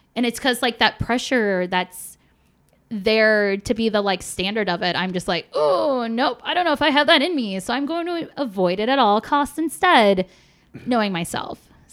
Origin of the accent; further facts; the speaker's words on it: Polish Detroit area, Michigan, United States; my hometown